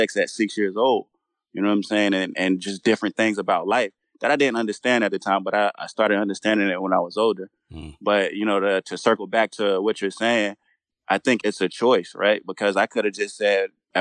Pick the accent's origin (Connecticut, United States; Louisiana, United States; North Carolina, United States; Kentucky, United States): North Carolina, United States; Charlotte; moved away; also born or lived in New York / Germany; I was born in New York, but I was raised mostly in North Carolina